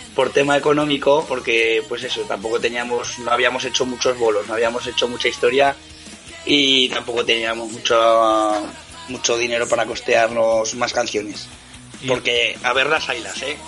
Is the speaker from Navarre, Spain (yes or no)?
yes; Ribera de Navarra, Navarre, Spain; somos un grupo eh, de la Ribera de Navarra